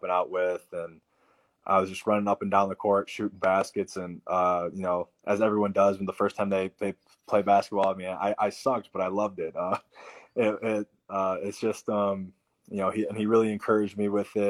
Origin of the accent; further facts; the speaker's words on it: Iowa, United States; we lived in Iowa